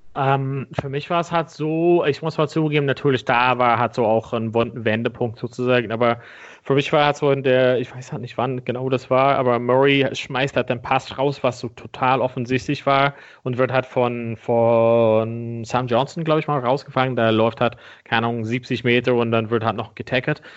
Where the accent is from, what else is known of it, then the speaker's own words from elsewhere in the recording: Ireland; moved away; mein Heimatland Irland